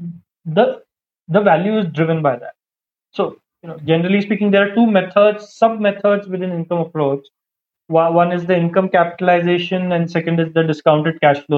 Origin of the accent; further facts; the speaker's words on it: Mumbai, Maharashtra, India; I am from Mumbai